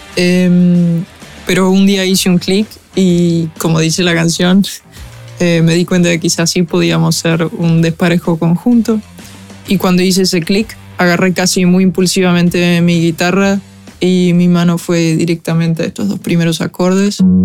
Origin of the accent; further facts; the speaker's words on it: Argentina; Soy una cantautora argentina